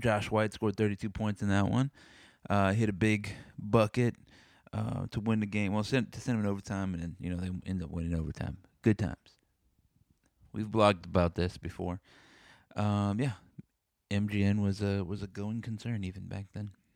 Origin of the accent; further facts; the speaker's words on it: San Antonio, Texas, United States; I'm from San Antonio